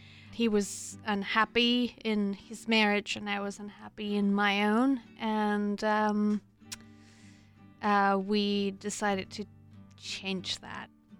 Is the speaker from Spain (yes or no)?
yes; Spain; moved away as an adult; now in United States; I'm from Spain. I came to the U.S. about 12 years ago. I've spent most of my grown-up life here